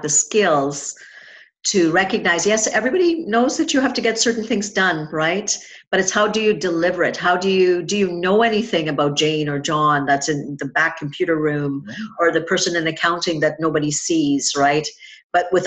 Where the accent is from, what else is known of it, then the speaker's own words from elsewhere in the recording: Trinidad & Tobago; I grew up in Trinidad and Tobago